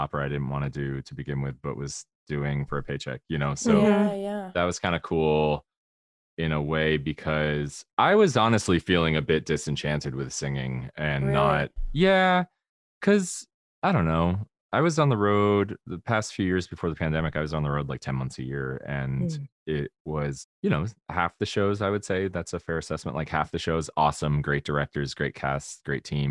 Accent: Spring Hill, Florida, United States; moved away; I say I'm from Tampa, but I'm from Spring Hill.

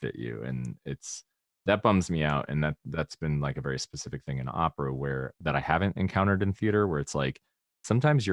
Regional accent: Spring Hill, Florida, United States; moved away; I say I'm from Tampa, but I'm from Spring Hill.

